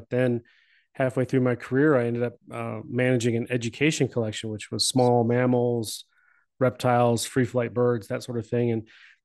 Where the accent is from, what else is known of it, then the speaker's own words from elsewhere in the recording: Cleveland, Ohio, United States; I grew up in Cleveland, in the Cleveland area.